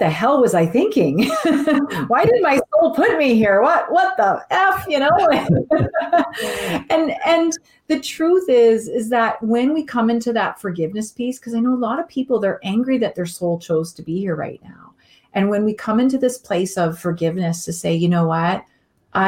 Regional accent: Canada; I am Canadian

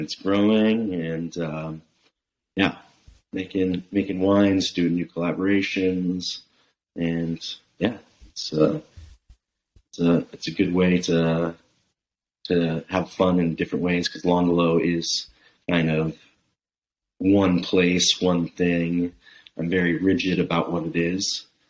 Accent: Bay Area, California, United States; now in Oregon, United States; I'm from the Bay Area.

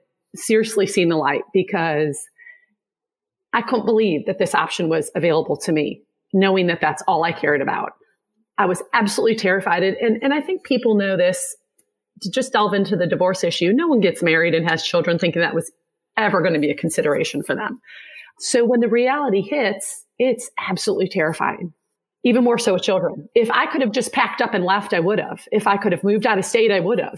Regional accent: Midwest, United States; also born or lived in Durham; now in Greenville, United States; I'm originally from the Midwest. So I have kind of bounced down this way to the South.

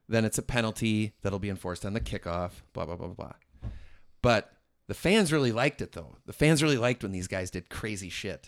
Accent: Merrimack, New Hampshire, United States; I'm from Merrimack

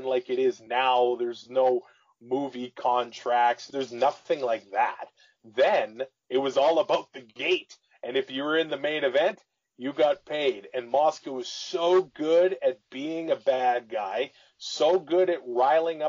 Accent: Canada; As a Canadian kid

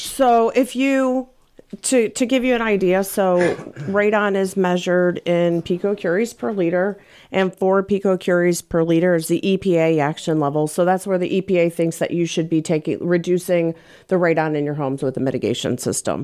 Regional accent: St. Louis, Missouri, United States; also born or lived in Colorado; I moved back to Saint Louis. I'm from Saint Louis. My family's here.

